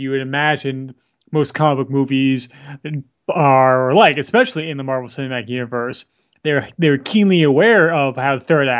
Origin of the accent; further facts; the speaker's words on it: New York, United States; as New Yorker